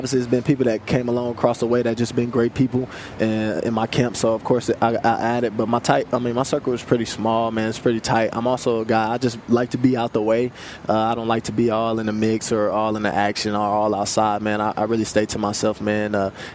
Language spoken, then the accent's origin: English; Kansas City, Missouri, United States; I'm also from Kansas City, Missouri